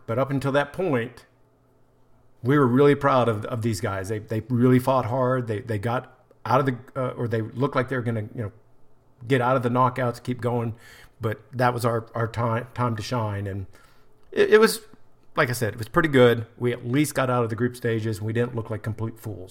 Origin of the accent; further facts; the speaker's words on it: United States; as the American